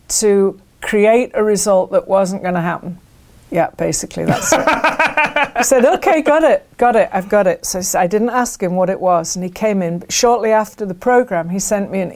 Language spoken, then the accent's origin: English; England, United Kingdom; moved away; I grew up, I grew up in England